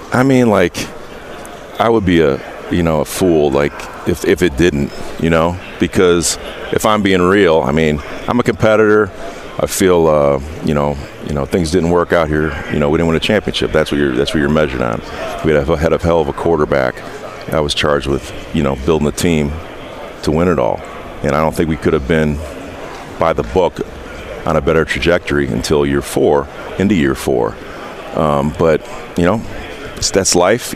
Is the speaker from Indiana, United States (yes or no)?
yes; Indiana, United States; my roots run much deeper than the Colts. I'm from Indiana